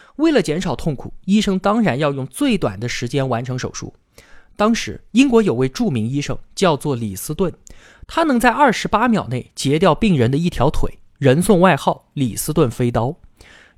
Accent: China; 我们中国呢

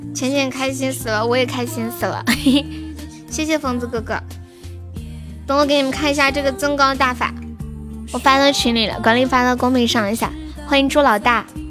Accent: Sichuan, China; 我是四川的

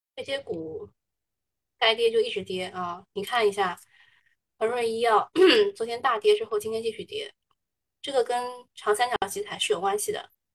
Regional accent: China; 我们中国人还是比较吃后面那一套的

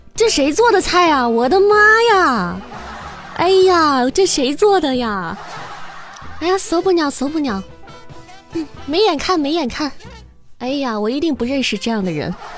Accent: Xi'an, Shaanxi, China; 我还不是西安的，我是西安郊区的

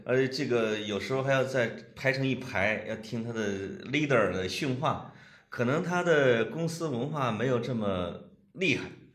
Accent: Puyang, Henan, China; 我老家濮阳

